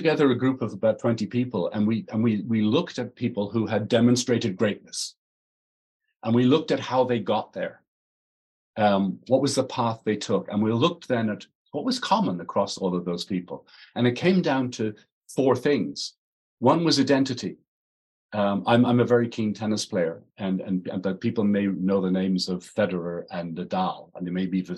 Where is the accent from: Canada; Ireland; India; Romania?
Ireland; I'm Irish, not English